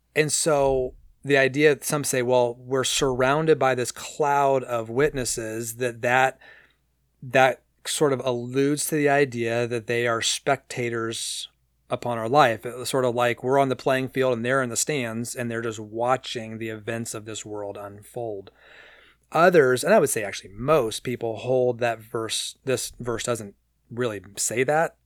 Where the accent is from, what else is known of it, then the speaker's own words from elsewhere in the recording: San Diego, California, United States; When I was a kid growing up in San Diego